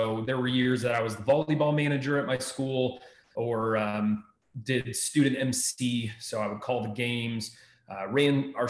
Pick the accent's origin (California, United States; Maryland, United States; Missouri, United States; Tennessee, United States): Maryland, United States; moved away as an adult; also born or lived in Texas; now in Ohio, United States; I grew up in Maryland